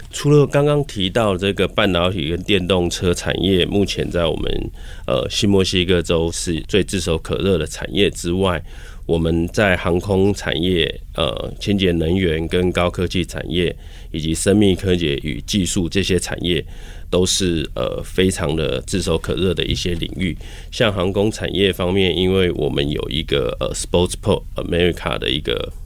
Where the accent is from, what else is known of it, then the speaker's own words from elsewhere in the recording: Taiwan; 我们台湾人